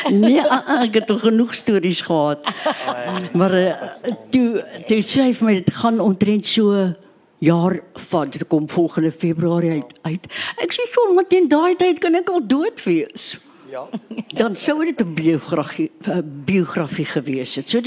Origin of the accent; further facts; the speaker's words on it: Western Cape, South Africa; Ek kom van die Kaap af.